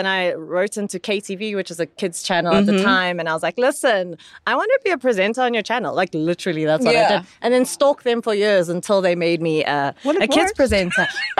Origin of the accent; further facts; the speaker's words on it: Soweto, Gauteng, South Africa; I'm from Deep Kloof, Soweto.